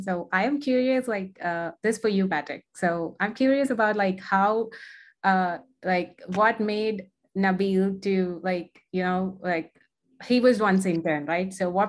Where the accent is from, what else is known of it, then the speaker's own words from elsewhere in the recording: India; moved away as an adult; now in Dallas, United States; I am from India, but I'm currently doing my master's in Texas, Dallas.